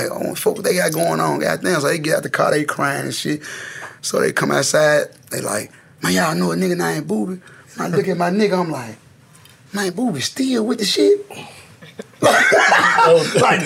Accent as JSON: {"language": "English", "town": "Memphis", "region": "Tennessee", "country": "United States", "tie": "born or raised there", "said": "I grew up in them projects in East Memphis, but I migrated to North Memphis."}